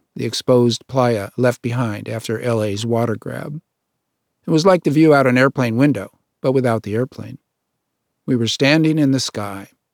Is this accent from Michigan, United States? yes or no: no; Davis, California, United States; I'm from Davis, California